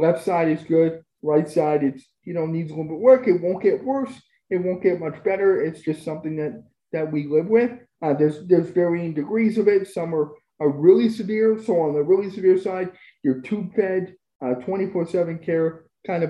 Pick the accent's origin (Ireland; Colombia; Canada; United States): Canada; Spruce Grove, Alberta; also born or lived in Edmonton; I grew up in Spruce Grove, moved back to Edmonton for college